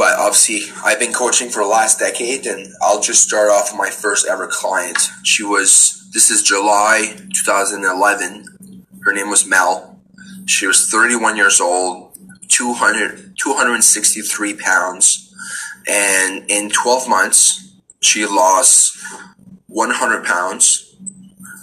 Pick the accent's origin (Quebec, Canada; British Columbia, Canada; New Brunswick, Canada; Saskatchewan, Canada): New Brunswick, Canada; Bouctouche; I'm from Bouctouche, obviously Acadian.